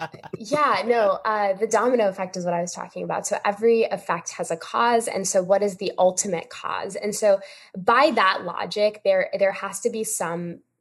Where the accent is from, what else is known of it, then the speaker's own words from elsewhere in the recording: India; No, so I'm Indian, and we do a lot of pujas.